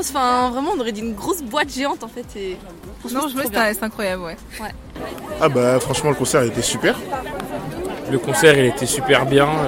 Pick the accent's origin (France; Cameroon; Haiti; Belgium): Haiti; En plus, moi je suis haïtien, on représente.